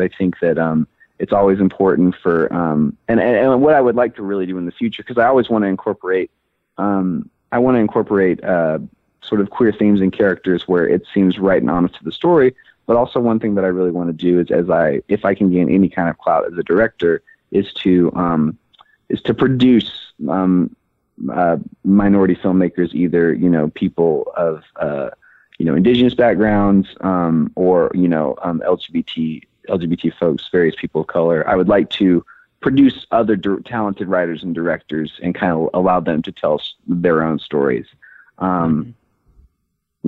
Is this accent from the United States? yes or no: yes; Memphis, Tennessee, United States; moved away as an adult; now in Los Angeles, United States; I am originally from Memphis, Tennessee. I was born and raised there